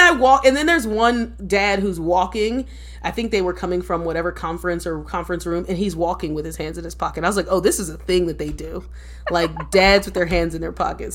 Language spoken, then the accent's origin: English; Philadelphia, Pennsylvania, United States; moved away as an adult; also born or lived in New York; now in United States (West Coast); I'm from Philadelphia, born and raised